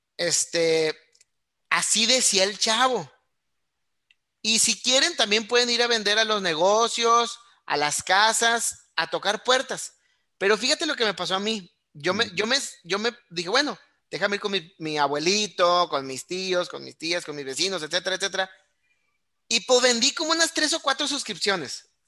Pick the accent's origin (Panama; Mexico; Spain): Mexico; Monterrey, Nuevo León; yo soy nacido y criado aquí en Monterrey